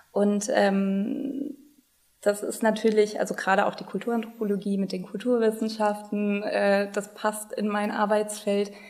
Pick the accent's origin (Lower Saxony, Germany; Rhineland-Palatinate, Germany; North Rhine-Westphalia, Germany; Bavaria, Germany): Rhineland-Palatinate, Germany; Also ich bin aus Rheinland-Pfalz, also in dem Sinne auch immer dann geblieben aus dem Mittelrheintal und äh, ja, in Mainz hängen geblieben.